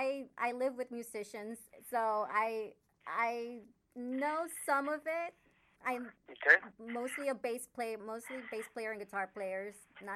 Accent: New Jersey, United States; I'm from Jersey, and I don't know much about Jersey.

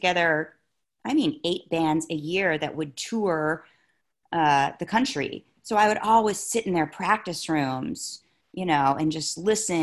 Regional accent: St. Petersburg, Florida, United States; moved away; also born or lived in Los Angeles; I grew up in St. Petersburg, Florida

